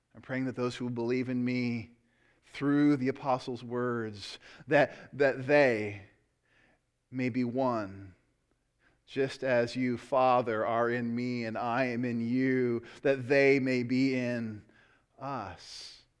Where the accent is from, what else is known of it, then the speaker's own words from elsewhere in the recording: United States; I love being an American.